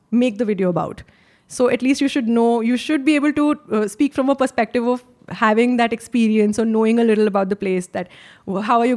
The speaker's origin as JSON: {"language": "English", "country": "India", "said": "As an Indian"}